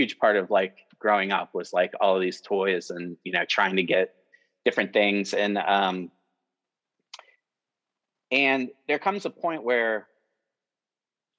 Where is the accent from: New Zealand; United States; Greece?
United States; Cincinnati, Ohio; growing up here in Cincinnati